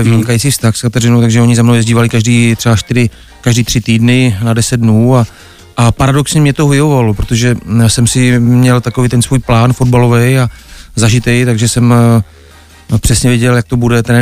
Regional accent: Rýmařov, Moravian-Silesian Region, Czechia; No, tak začínal jsem rád eh, v eh, klubu, kde vlastně jsem vyrůstal, Jiskra Rýmařov

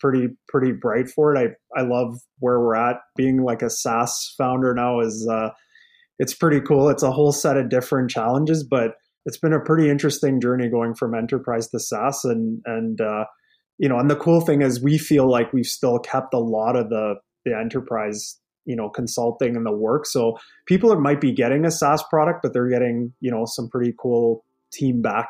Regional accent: Lethbridge, Alberta, Canada; now in Edmonton, Canada; I'm from Alberta, like I'm born and raised in Lethbridge

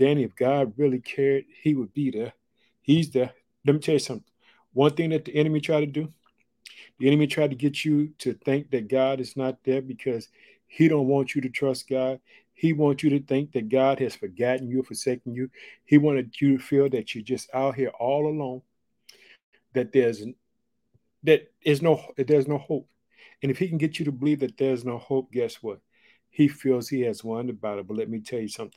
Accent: Illinois, United States; born or raised there

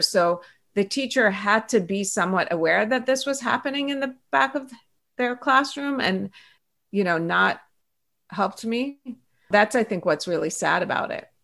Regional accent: Pittsburgh, Pennsylvania, United States; English is a second language; moved away as an adult; also born or lived in Iran; now in Los Angeles, United States; that's kind of where I consider my hometown, I would say, is Pittsburgh, Pennsylvania

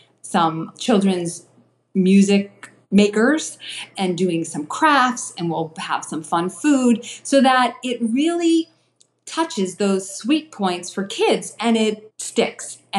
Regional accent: Newton, Massachusetts, United States; I grew up in Newton, Massachusetts, and I'm just probably 6 minutes down the road kind of from Newton.

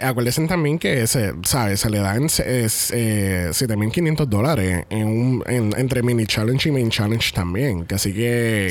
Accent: Puerto Rico; Nosotros somos de Puerto Rico.

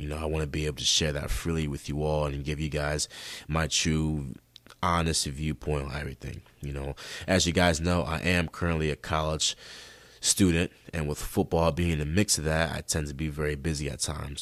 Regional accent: Rochester, New York, United States; I was born and raised in Rochester, New York, and that's in upstate New York

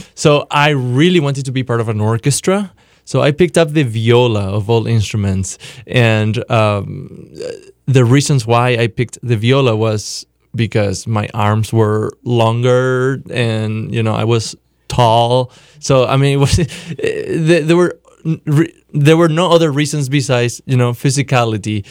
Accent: Paraguay; moved away; I grew up in Paraguay, South America

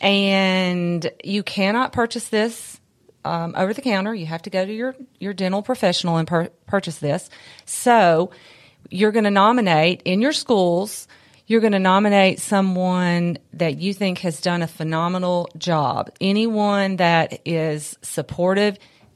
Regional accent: Columbia, United States; I'm from Columbia

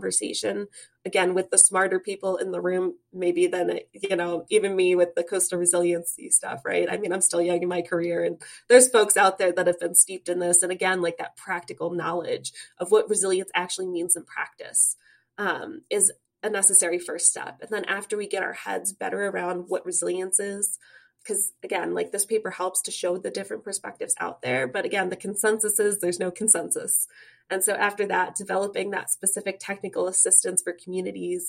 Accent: Webster, New York, United States; moved away as an adult; now in Michigan, United States; I'm from upstate New York, the Rochester area. I grew up in Webster

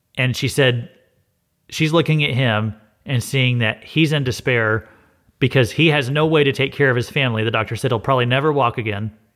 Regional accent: Missouri, United States; I'm from Missouri too

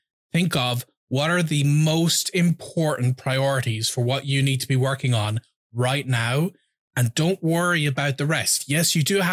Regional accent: Ireland; I'm from Ireland.

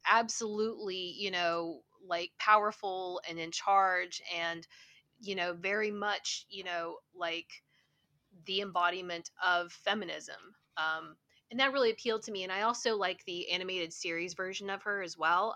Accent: Huntington, West Virginia, United States; moved away as an adult; now in Toronto, Canada; I'm from Huntington, West Virginia. It is a college town that's located at the very bottom of Ohio. Um, I was born and raised there, and um, I lived there until I was about 30.

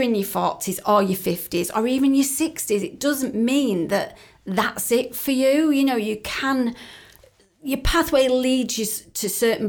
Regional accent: United Kingdom; And we're very British as well, aren't we?

